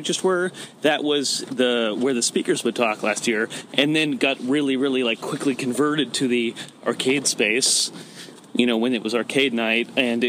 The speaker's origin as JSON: {"language": "English", "region": "California", "country": "United States", "tie": "born or raised there", "moved": "yes", "lives_now": "Portland, United States", "said": "I was born in California and moved up here about 9 or 10 years ago."}